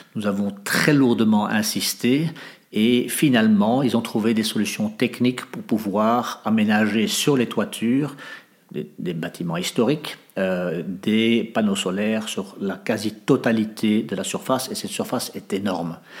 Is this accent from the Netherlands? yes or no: yes; Netherlands; moved away as an adult; also born or lived in Africa / Indonesia / France; now in Molenbeek, Belgium; j'ai grandi en Hollande